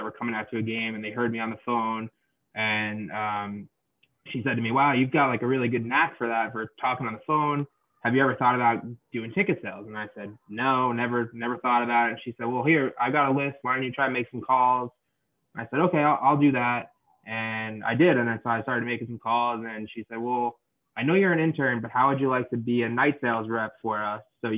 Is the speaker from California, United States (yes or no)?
no; Long Island, New York, United States; moved away as an adult; I'm originally from Long Island, New York